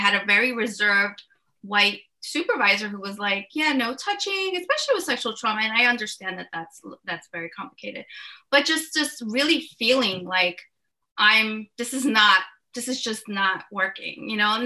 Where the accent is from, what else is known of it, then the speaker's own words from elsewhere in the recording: New York City, New York, United States; moved away as an adult; now in New Jersey, United States; I actually grew up in New York City in Uptown Manhattan